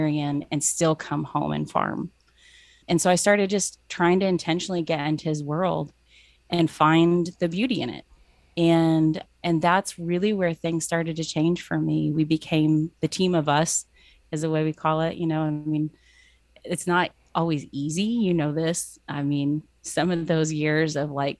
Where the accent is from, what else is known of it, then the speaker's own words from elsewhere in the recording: Cincinnati, Ohio, United States; moved away; growing up in Cincinnati at a Bible college